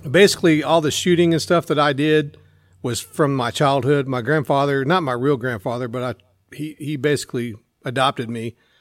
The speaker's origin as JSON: {"language": "English", "region": "Central Texas", "country": "United States", "tie": "born or raised there", "also_born_or_lived": "Temple, Texas", "said": "I grew up in Central Texas"}